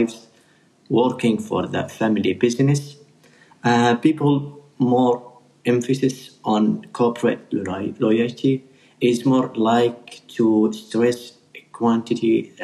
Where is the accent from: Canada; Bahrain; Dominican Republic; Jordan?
Bahrain; from Bahrain